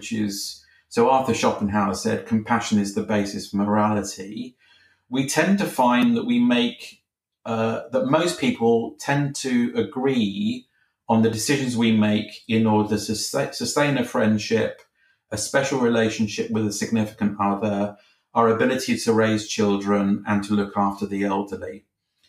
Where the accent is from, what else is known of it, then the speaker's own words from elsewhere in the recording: United Kingdom; I'm a Brit. I live in Britain.